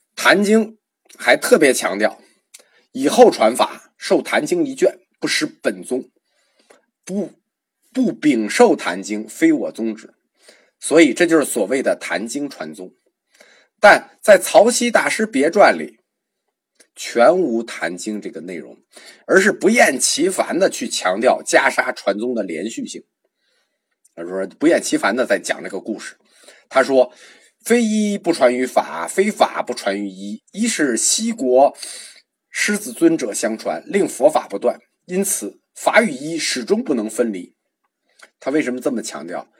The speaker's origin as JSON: {"language": "Chinese", "country": "China", "said": "我们中国人"}